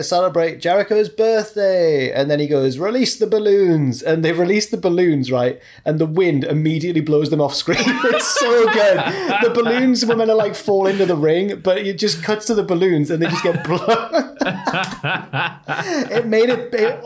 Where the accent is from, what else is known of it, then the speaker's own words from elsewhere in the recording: the north of England, United Kingdom; We're from England in the north.